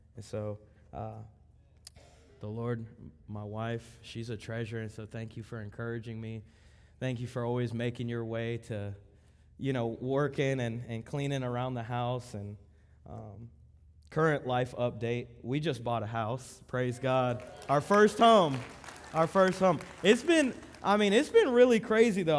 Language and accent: English; Miami, Florida, United States; also born or lived in Lakeland, Florida; we were born and raised in Miami. Miami, around that area, nine five four area code, Broward County.